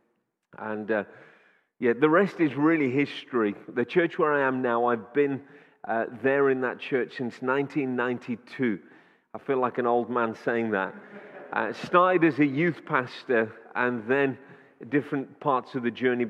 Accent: Wolverhampton, West Midlands, United Kingdom; born and raised in Wolverhampton

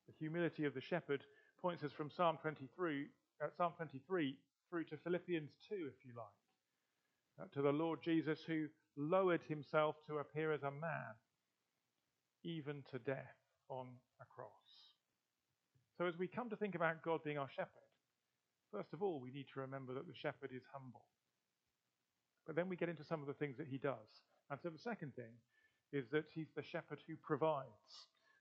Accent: Gloucestershire, South West England, United Kingdom; I'm from Gloucestershire

